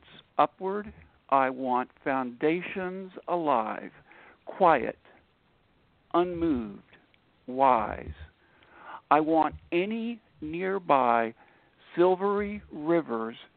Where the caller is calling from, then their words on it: Upper Marlboro, Maryland, United States; I'm calling in from Upper Marlboro, Maryland, which is about 15, 20 miles out of Washington, D.C.